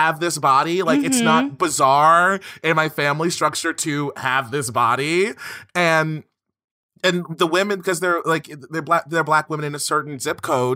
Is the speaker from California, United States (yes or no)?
no; Baltimore, Maryland, United States; I'm from Baltimore. That's the hood